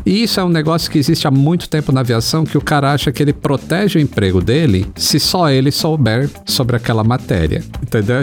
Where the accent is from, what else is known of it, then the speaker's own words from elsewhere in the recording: Northeast Region, Brazil; de onde eu vim, que eu, eu sou nordestino